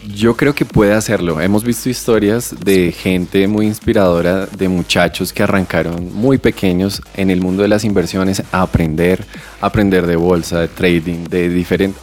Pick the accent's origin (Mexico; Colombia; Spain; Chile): Colombia; Bogotá; yo crecí en Usme, en un barrio llamado La Aurora